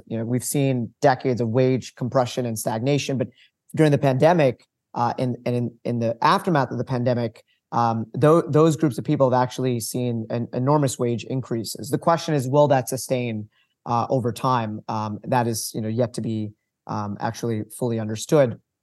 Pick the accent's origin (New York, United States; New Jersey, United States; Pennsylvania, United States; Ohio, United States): New York, United States; Long Island; moved away as an adult; also born or lived in Vermont; I grew up on Long Island